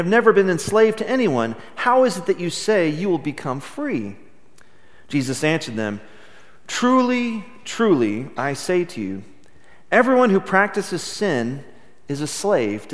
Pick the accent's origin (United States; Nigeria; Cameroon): United States; Midland, Texas; I grew up in Midland, Texas, where everybody seemed to go to church on Sunday mornings